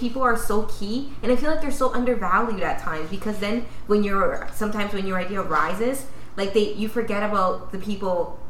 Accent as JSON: {"language": "English", "country": "Dominican Republic", "said": "they know. And where are you from? Dominican."}